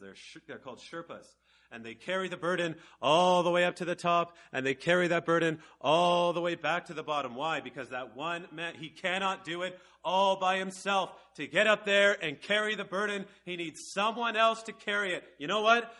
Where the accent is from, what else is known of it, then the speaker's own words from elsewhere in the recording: Canada; I'm from Canada